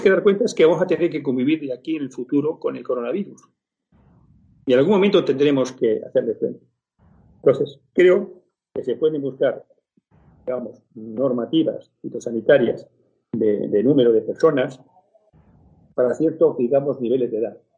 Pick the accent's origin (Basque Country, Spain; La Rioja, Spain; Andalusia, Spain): La Rioja, Spain; Logroño; moved away; also born or lived in Barcelona; yo soy nacido en Logroño, bueno, he criado en Logroño.